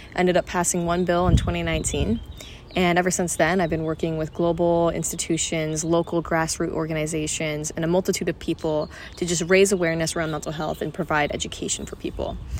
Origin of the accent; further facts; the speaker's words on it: Qatar; moved away as an adult; also born or lived in Malaysia; now in London, United Kingdom; I am Malaysian, but I grew up in Qatar and am now living in London for university.